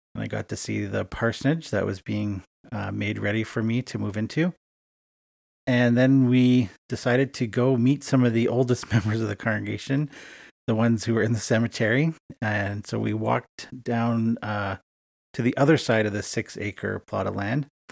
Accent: Edmonton, Alberta, Canada; moved away as an adult; now in Winnipeg, Canada; my hometown of Edmonton, Alberta, Canada

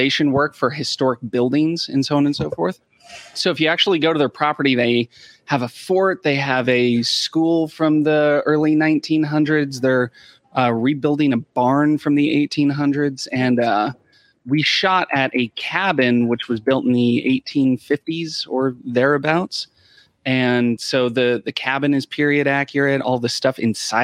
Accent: Wyoming, United States; I'm originally from Wyoming

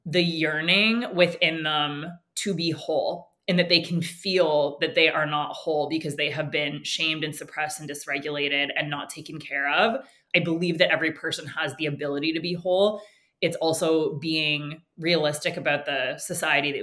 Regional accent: Canada; first language English; I also was born into an upper middle class family, English as my first language. I'm, you know, tall, white in Canada

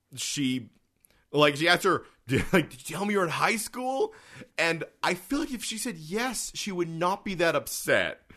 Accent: Canada; we're also Canadian

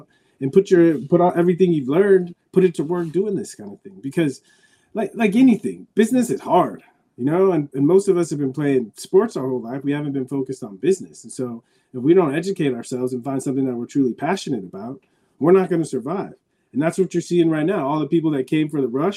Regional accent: San Diego, California, United States; moved away; I grew up in San Diego watching the Padres

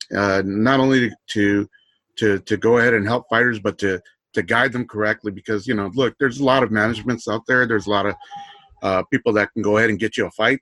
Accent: Los Angeles, California, United States; I'm from Los Angeles

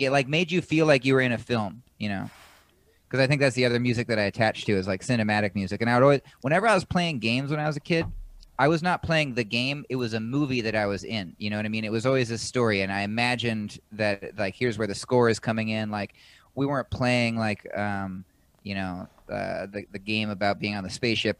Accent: Washington, United States; moved away as an adult; now in New York, United States; I was born in Washington State

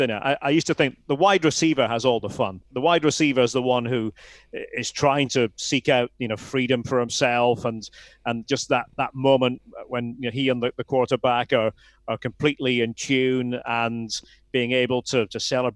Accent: Aberdeen, Scotland, United Kingdom; I was obviously living in Aberdeen, born and brought up in Aberdeen.

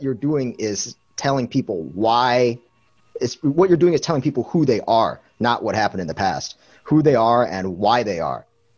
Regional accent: United States; I grew up in America

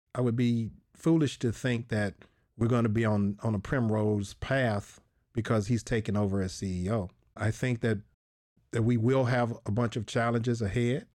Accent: Nashville, Tennessee, United States; I'm from Nashville. That's where I started.

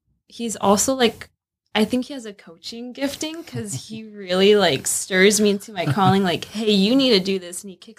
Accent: Italy; now in Minnesota, United States; I'm originally from Italy.

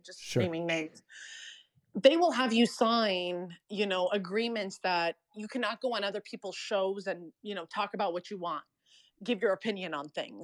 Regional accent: Canada

